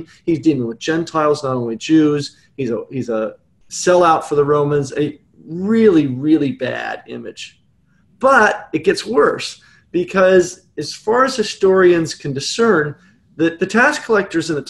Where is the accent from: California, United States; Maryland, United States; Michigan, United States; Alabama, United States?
California, United States; When living here in California, growing up in California